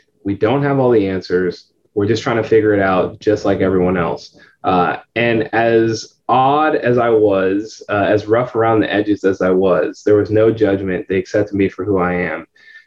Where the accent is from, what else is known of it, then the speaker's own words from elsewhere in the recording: San Francisco Bay Area, California, United States; moved away as an adult; now in Tampa, United States; I'm originally from California, San Francisco Bay Area.